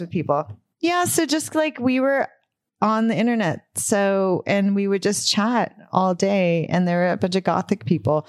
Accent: Burbank, California, United States; I grew up in Burbank.

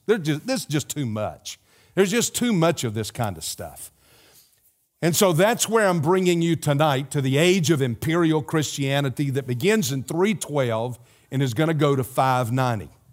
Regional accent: South Carolina, United States; moved away; my home state, South Carolina

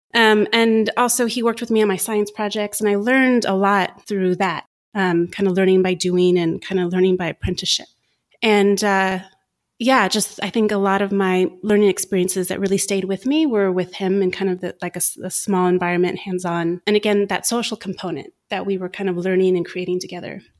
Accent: United States; moved away; also born or lived in United Kingdom; we're American

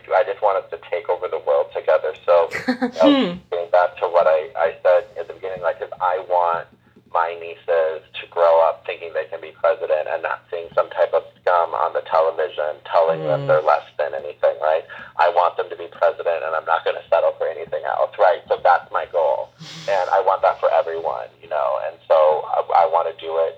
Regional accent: Wisconsin, United States; now in Hollywood, United States; I'm from Wisconsin

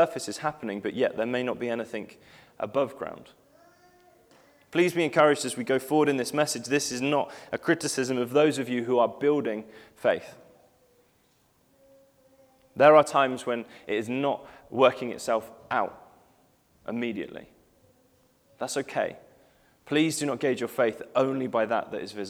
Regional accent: Cheddar, South West England, United Kingdom; I spent time growing up in Cheddar

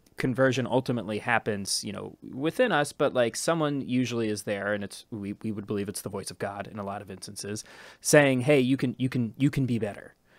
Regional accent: Ohio, United States; now in New York, United States; being from Ohio

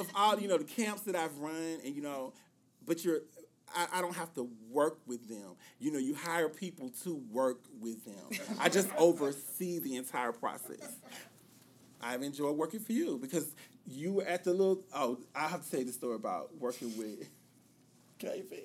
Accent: Greensboro, North Carolina, United States; born or raised there

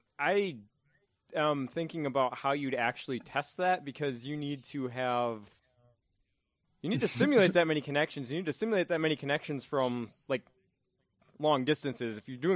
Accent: United States; As an American

